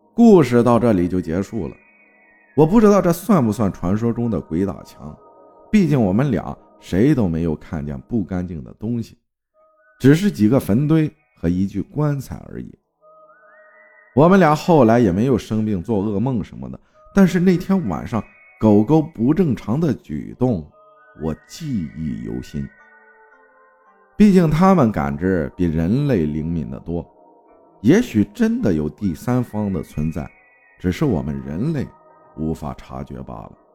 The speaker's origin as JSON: {"language": "Chinese", "town": "Hangzhou", "region": "Zhejiang", "country": "China", "tie": "born or raised there", "said": "我生活在江南水乡美丽的杭州萧山，土生土长的城里人"}